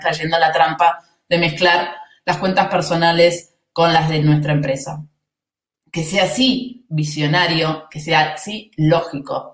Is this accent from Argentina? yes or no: yes; Argentina; se nota que soy argentina